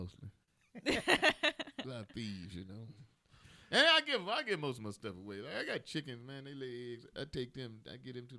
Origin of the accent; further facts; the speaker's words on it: Chicago, Illinois, United States; And I grew up in Chicago, but they were in Georgia.